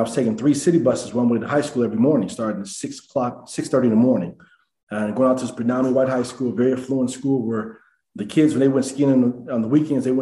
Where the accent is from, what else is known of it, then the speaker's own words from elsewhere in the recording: Denver, Colorado, United States; I grew up in Denver, Colorado.